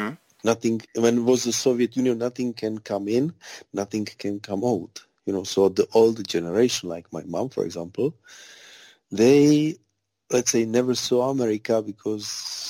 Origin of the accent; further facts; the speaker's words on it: Czechia; English is a second language; I'm from a very small village. My mom is teacher. My father is a businessman.